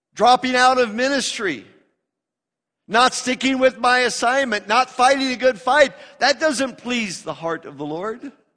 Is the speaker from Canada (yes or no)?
no; United States; I'm an American